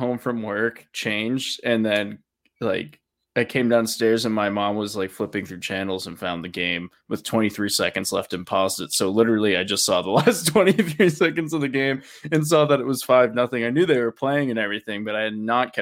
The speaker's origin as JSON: {"language": "English", "region": "Massachusetts", "country": "United States", "said": "I'm a Massachusetts guy"}